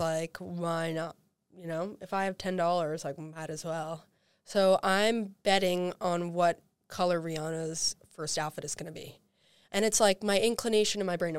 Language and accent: English; New Yorker, United States; I can, in good faith, root for any Philadelphia sports teams as a New Yorker